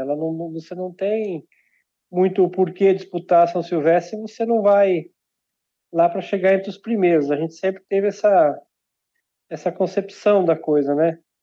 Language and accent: Portuguese; Santo Antônio do Sudoeste, Paraná, Brazil; eu nasci numa cidade chamada Santo Antônio do Sudoeste, fica perto de Barracão, de Unidos Cerqueira, lá no extremo oeste